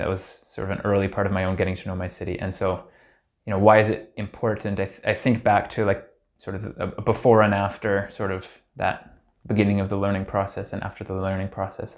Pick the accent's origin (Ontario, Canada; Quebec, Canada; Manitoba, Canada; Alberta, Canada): Ontario, Canada; Hamilton; I grew up in Hamilton, uh, the oldest of four siblings, uh, all of whom are still in Hamilton